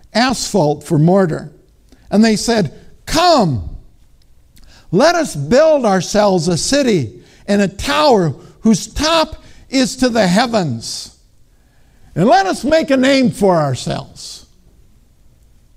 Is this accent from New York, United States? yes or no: no; Minnesota, United States; I'm from Minnesota.